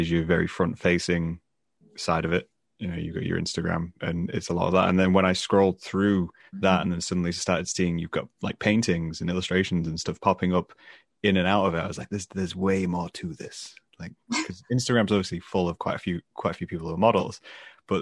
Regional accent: England, United Kingdom; I'm from England

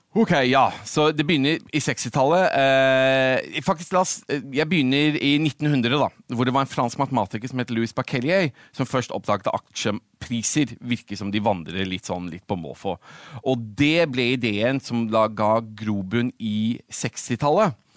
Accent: Oslo, Norway; moved away as an adult; also born or lived in London, United Kingdom / Middle East / United States; jeg født og oppvokst i Norge, på Oslo

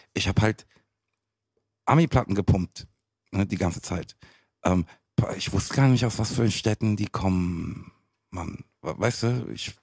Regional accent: Frankfurt, Hesse, Germany; Ich bin in Frankfurt geboren, aufgewachsen

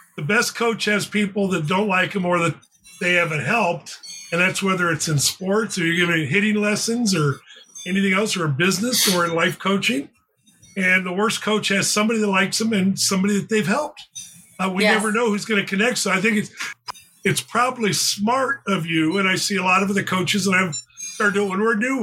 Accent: Phoenix, Arizona, United States; moved away as an adult; also born or lived in California; I grew up in Phoenix.

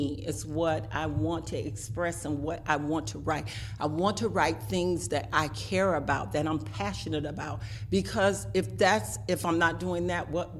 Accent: Miami, Florida, United States; I was born in Miami. I was raised in Miami.

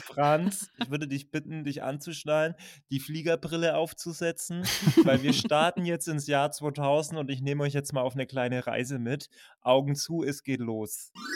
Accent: Berlin, Germany; komme aus Berlin

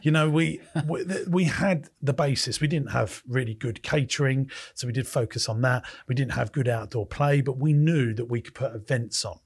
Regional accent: United Kingdom; I'm a Brit.

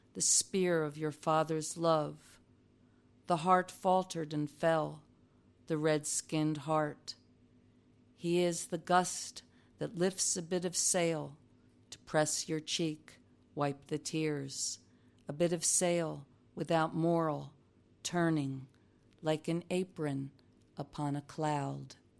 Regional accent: New Jersey, United States; moved away as an adult; also born or lived in New York; I was raised in South Jersey next to a pig farm.

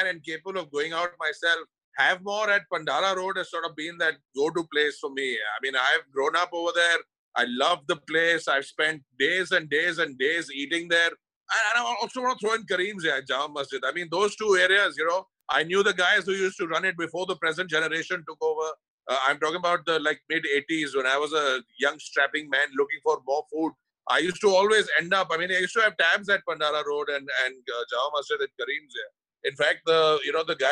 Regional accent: Delhi, India; born or raised there

